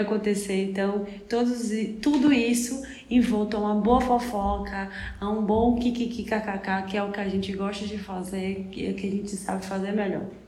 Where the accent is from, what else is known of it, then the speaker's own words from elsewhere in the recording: Salvador, Bahia, Brazil; a gente é de Salvador